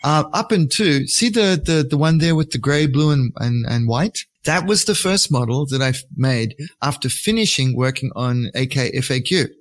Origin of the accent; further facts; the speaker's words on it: Australia; moved away; also born or lived in Japan; I pretend to be an English speaker first, you know, because I'm Australian